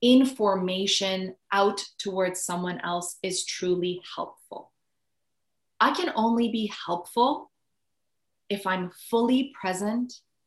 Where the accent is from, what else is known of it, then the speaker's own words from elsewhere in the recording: Iran; moved away; I grew up in Iran.